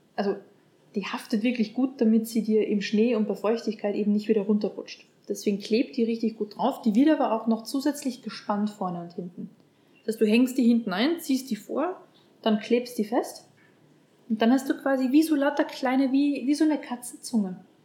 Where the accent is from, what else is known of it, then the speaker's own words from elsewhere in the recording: Upper Austria, Austria; ich bin aus Oberösterreich und äh, wir haben uns dann im Heimatdialekt quasi unterhalten.